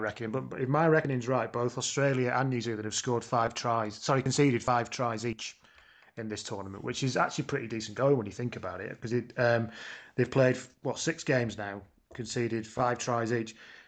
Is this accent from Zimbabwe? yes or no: no; United Kingdom; Speaking as a British person